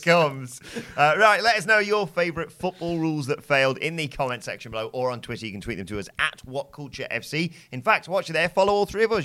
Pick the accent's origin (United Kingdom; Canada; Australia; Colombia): United Kingdom; England; we're English